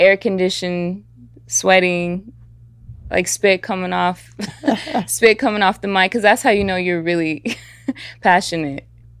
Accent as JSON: {"language": "English", "town": "Atlanta", "region": "Georgia", "country": "United States", "tie": "born or raised there", "also_born_or_lived": "San Bernardino County, California", "said": "so I was born in the Bay, mm-hmm. in San Bernardino County, and then I moved to my mother's like hometown, Atlanta, Georgia"}